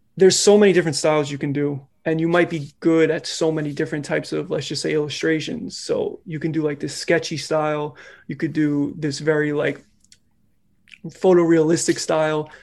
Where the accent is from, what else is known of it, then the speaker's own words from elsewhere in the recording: New York City, New York, United States; I'm from New York, more specifically, I'm from the Bronx. I, uh, I grew up here, been out here my whole life